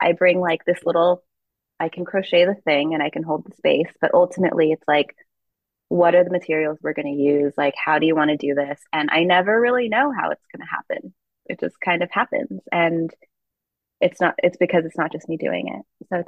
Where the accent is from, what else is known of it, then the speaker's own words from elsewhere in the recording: Philippines; So I think inherently, because I am Filipino, the work is Filipino.